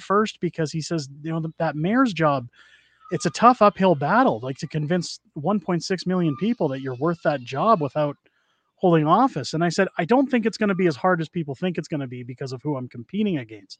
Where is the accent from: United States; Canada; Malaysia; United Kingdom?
Canada; And I don't agree with separation because I love being a Canadian